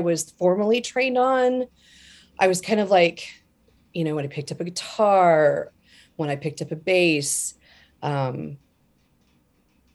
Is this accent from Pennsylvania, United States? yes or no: no; Denver, Colorado, United States; moved away as an adult; also born or lived in Montana; Born in Montana, but like a lot of from the age of 10 till about 10 years ago, I was in Colorado in the Denver area